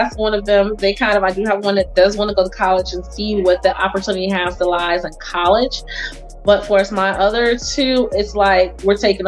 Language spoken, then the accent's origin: English; St. Louis, Missouri, United States; moved away; I came from St. Louis, Missouri